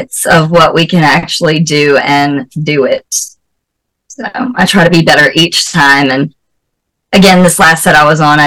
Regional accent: the South, United States; accent: southern; also born or lived in North Carolina; I'm from the South, so I was like, these people actually have my accent.

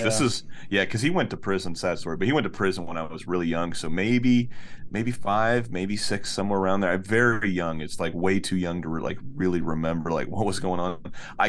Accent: Florida, United States; we're from Florida, right? So we go to the beach all the time.

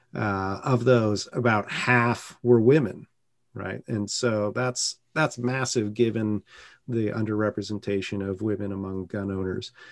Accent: San Francisco Bay Area, California, United States; moved away as an adult; now in North Carolina, United States; I grew up in the San Francisco Bay Area in a blue bubble

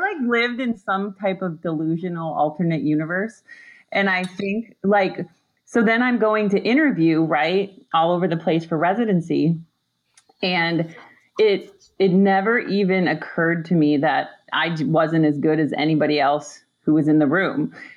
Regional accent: Upper Peninsula of Michigan, United States; I grew up in the Upper Peninsula of Michigan

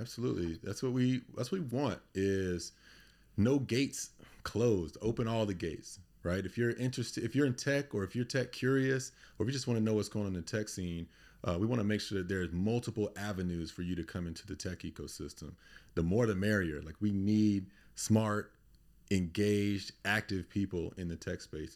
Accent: Durham, North Carolina, United States; moved away as an adult; also born or lived in Indianapolis; now in Baltimore, United States; so I'm originally from Durham, North Carolina. grew up there in the eighties and nineties.

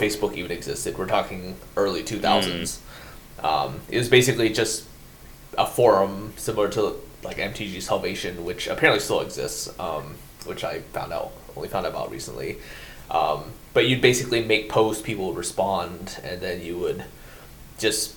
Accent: United States; moved away as an adult; now in Japan; when I first came here, being an American

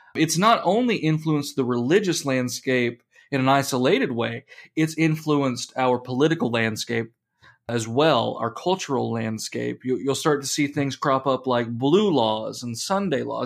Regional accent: United States; We are Americans

